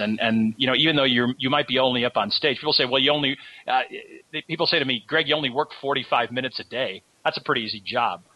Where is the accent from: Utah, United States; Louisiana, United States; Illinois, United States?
Illinois, United States; Chicago; also born or lived in Florida; I moved back to my hometown of Chicago